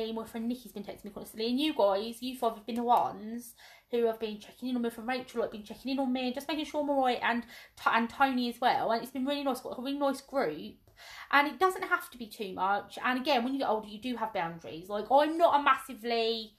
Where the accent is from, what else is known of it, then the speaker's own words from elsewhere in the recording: United Kingdom; I'm really British